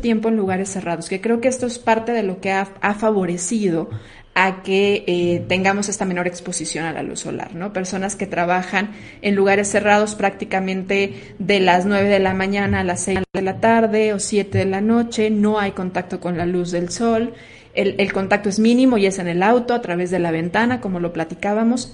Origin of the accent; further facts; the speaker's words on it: Mexico; la mayoría de los mexicanos, no hablo de todo porque somos una, una raza una raza mestiza